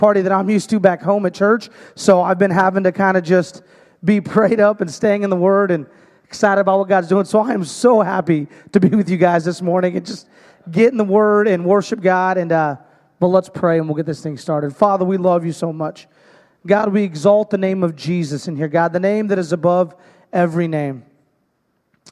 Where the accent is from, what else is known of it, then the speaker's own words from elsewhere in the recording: Hermiston, Oregon, United States; I'm from Hermiston, Oregon.